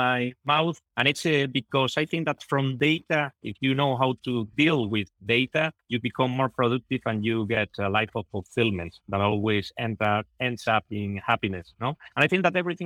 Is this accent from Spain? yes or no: yes; southern Spain, Spain; I'm from Spain. I'm from the south of Spain.